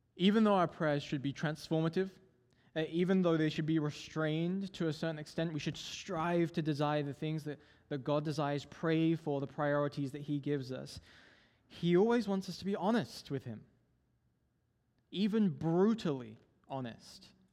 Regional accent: England, United Kingdom; moved away; I'm originally from England.

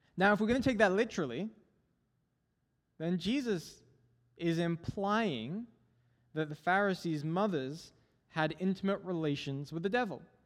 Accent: England, United Kingdom; moved away; I'm originally from England.

